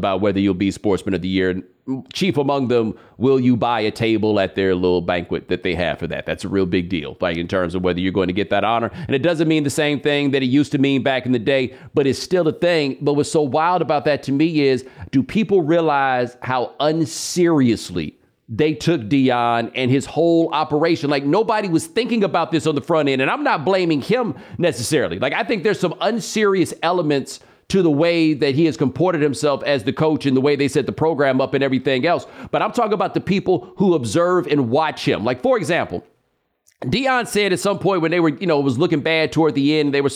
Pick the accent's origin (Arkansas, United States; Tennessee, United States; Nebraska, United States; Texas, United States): Texas, United States; Houston; I am from Houston